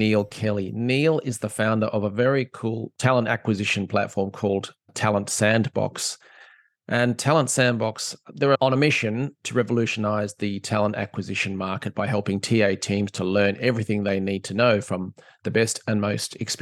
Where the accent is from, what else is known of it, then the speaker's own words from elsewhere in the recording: Australia; being the Aussie